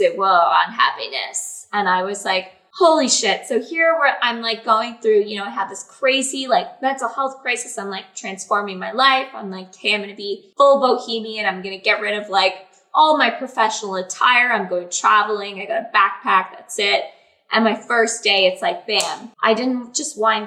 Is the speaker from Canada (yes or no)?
yes; Canada